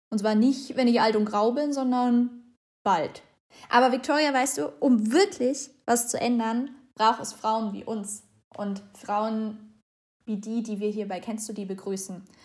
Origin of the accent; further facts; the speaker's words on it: Germany; bei uns in Deutschland